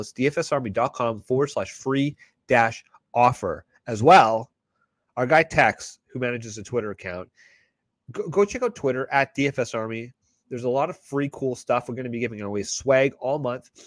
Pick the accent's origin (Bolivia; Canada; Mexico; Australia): Canada; I'm Canadian